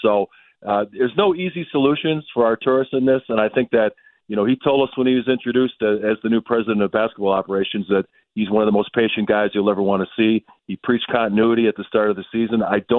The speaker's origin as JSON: {"language": "English", "town": "Milwaukee", "region": "Wisconsin", "country": "United States", "tie": "born or raised there", "said": "I remember growing up in Milwaukee in the 80s"}